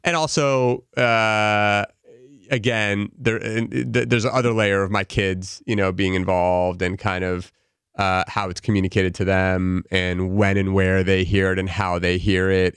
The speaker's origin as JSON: {"language": "English", "town": "Los Angeles", "region": "California", "country": "United States", "tie": "born or raised there", "also_born_or_lived": "Pennsylvania", "said": "I grew up in L A, uh, born and raised here, lived here my entire life through high school"}